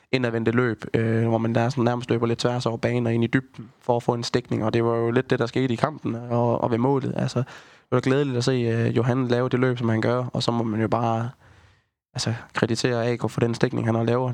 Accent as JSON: {"language": "Danish", "town": "Haderslev", "region": "Southern Denmark", "country": "Denmark", "tie": "born or raised there", "said": "man er jo født og opvokset i Haderslev"}